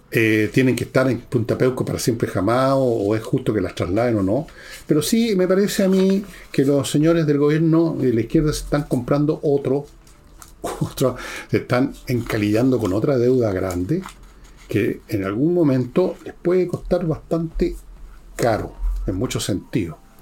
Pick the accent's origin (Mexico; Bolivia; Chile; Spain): Chile; como muchos chilenos